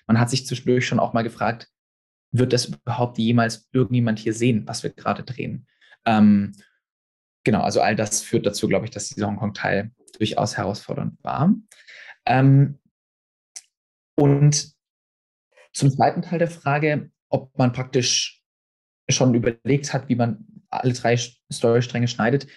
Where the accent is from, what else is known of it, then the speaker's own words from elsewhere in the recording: Stuttgart, Baden-Württemberg, Germany; moved away as an adult; now in London, United Kingdom; ich bin Filmregisseur, ursprünglich aus Stuttgart